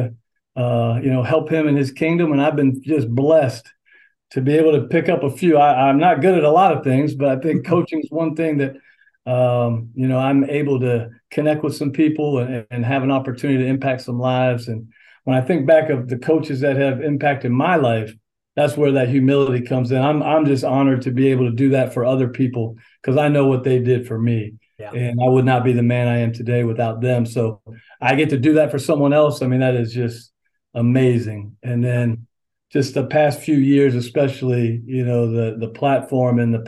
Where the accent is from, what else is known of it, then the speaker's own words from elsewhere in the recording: St. Cloud, Florida, United States; also born or lived in Pennsylvania / Daytona Beach, Florida; So I've spent the majority of my life in Central Florida as I grew up in St. Cloud.